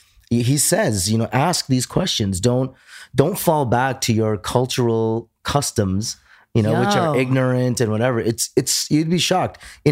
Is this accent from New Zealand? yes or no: no; Toronto, Ontario, Canada; born and raised in Toronto.